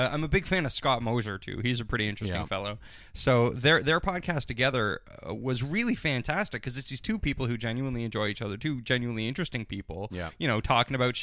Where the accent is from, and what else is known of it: Canada